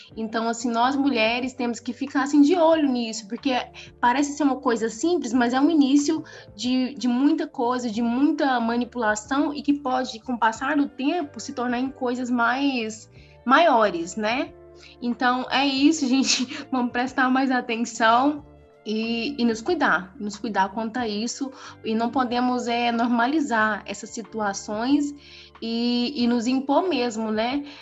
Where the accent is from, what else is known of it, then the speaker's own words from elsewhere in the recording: Brazil; eu mesmo sendo brasileira e, e, e, e tendo minhas vivências aqui